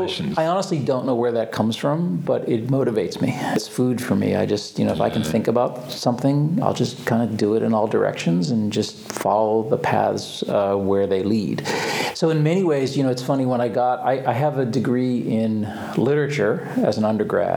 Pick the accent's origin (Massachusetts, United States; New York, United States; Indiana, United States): Massachusetts, United States; Boston; Boston, Massachusetts.